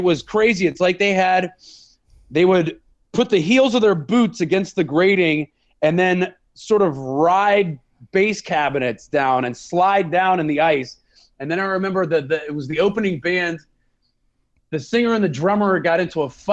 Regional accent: Pittsburgh, Pennsylvania, United States; now in San Francisco, United States; growing up in Pittsburgh

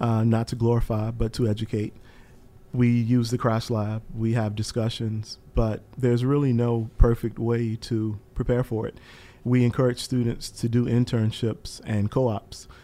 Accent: Eastern North Carolina, United States; moved away; I'm from Eastern North Carolina originally

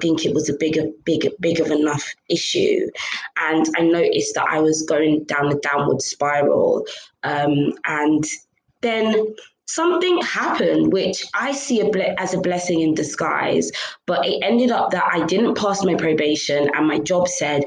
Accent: London, United Kingdom; first language English; moved away as an adult; also born or lived in Dartford, Kent; now in Nigeria; I was born and raised in London. London's all I ever knew

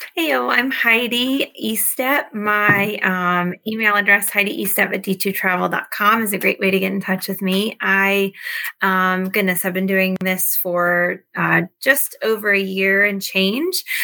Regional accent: Virginia, United States; now in Pennsylvania, United States; I'm from Pennsylvania, originally from Virginia.

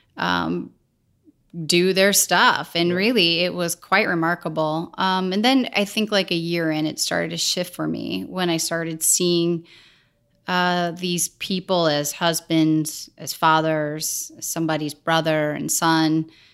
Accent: St. Louis, Missouri, United States; I was born and raised in St. Louis

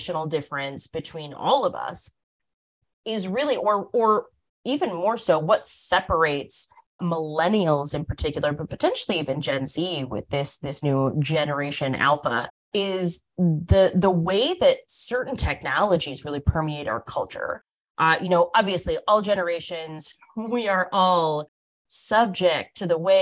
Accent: North Dakota, United States; from my home state, Danielle's home state, the wonderful frozen north of North Dakota

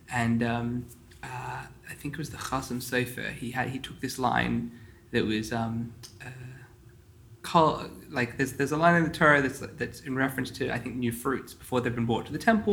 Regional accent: Sydney, New South Wales, Australia; I grew up in the Sydney Chabad community

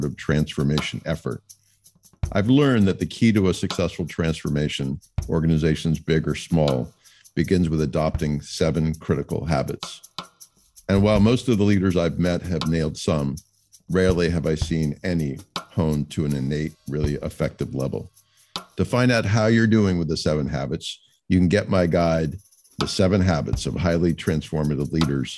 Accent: United States; as an American

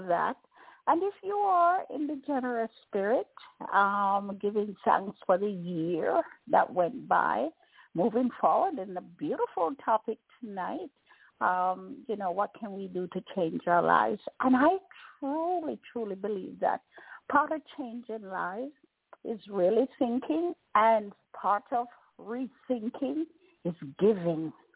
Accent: Jamaica; as Jamaicans

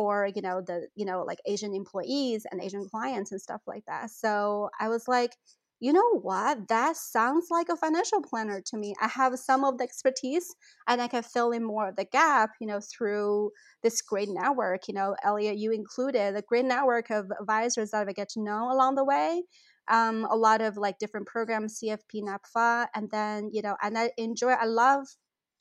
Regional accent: China; moved away as an adult; now in St. Louis, United States; I grew up in China

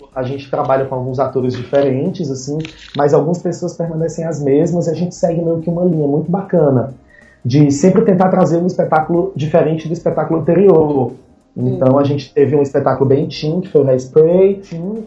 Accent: Fortaleza, Ceará, Brazil; eu sou de Fortaleza, Ceará, terra do sol, terra da luz

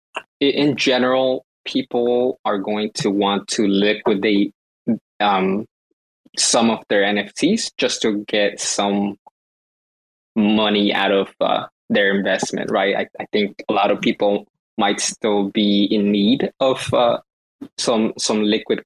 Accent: Los Angeles, California, United States; I grew up in Los Angeles. So I am a Laker fan

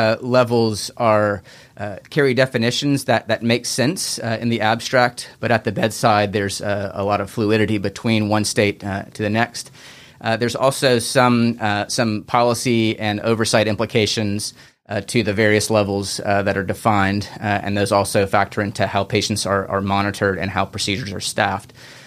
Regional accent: Charleston, South Carolina, United States; also born or lived in Birmingham; one of the pediatric emergency physicians here as well. I grew up here in Charleston, did my training at the University of Alabama, Birmingham

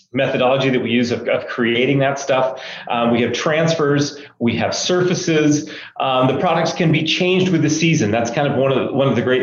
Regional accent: Maine, United States; moved away as an adult; now in Utah, United States; I was born and raised in Maine and came to Utah, went to school out here and have stayed ever since

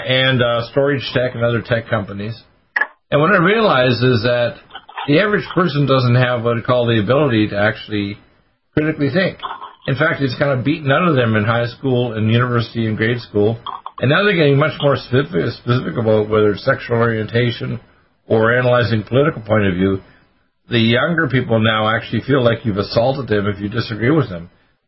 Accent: Canada; also born or lived in Detroit, United States; Right. I was born in Detroit, but I was raised in Canada.

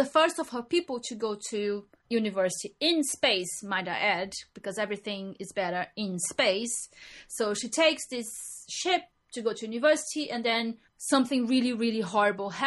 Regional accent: Brazil; moved away as an adult; now in England; we are from Brazil, and we come to England

